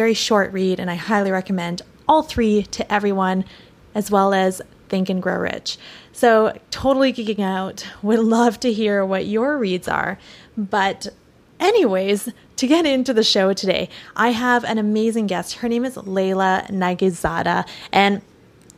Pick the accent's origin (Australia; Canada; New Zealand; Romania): Canada; Victoria, British Columbia; also born or lived in Vancouver, Canada / Santa Monica, Los Angeles, United States; now in Los Angeles, United States; I'm originally from Victoria, British Columbia, Canada, relocated to Vancouver, and I'm currently situated in beautiful Santa Monica in Los Angeles, California